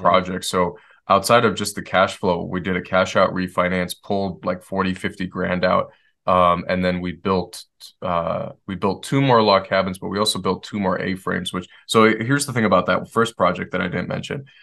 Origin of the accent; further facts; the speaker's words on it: Detroit, Michigan, United States; moved away; I grew up in Detroit